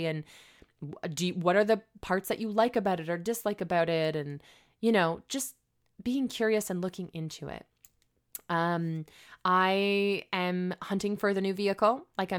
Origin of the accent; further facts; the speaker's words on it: Canada; Can I even work here being as though I'm a Canadian?